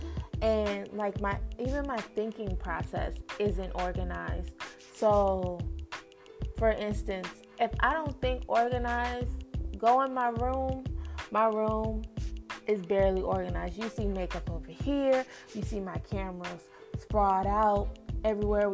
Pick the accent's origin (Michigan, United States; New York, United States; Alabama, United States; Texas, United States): Texas, United States; Lubbock; also born or lived in Midland, Texas; now in Dallas, United States; I am from West Texas